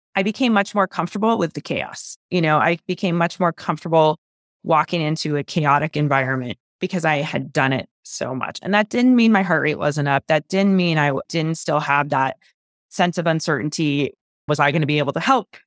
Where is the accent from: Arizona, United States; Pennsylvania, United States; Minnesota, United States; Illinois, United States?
Arizona, United States; Phoenix; moved away as an adult; also born or lived in Clemson, South Carolina / Stanford, California; now in Park City, United States; I was born and raised in Phoenix, Arizona